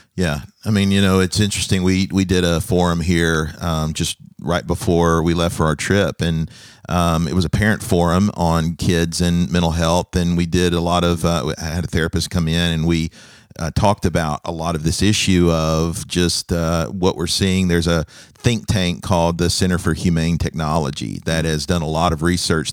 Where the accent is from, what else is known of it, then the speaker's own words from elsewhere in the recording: United States; I'm a foreigner. I'm, I, I'm an American